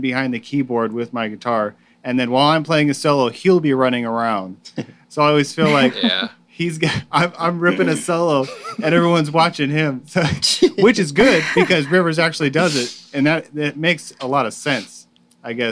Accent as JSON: {"language": "English", "town": "Yuma", "region": "Arizona", "country": "United States", "tie": "born or raised there", "said": "I was born and raised in Yuma, Arizona, actually right here."}